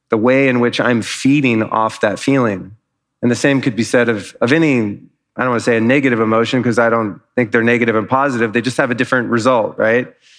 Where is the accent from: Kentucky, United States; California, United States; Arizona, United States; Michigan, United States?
California, United States; Los Angeles; now in Austin, United States; I'm from Los Angeles. We don't really have weather.